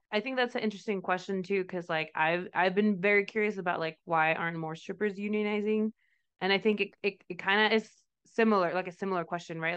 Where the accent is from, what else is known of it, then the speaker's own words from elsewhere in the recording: Mexico; moved away; I'm from Mexico